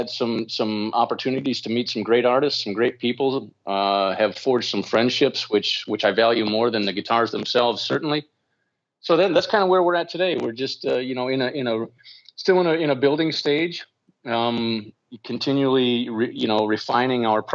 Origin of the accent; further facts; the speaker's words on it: Midwest, United States; growing up in the Midwest